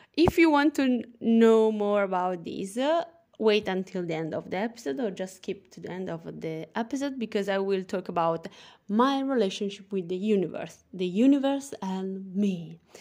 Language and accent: English; Italy; accent: Italian; English is a second language; I am from Italy, as you can hear from my funny accent. And yes, I'm speaking English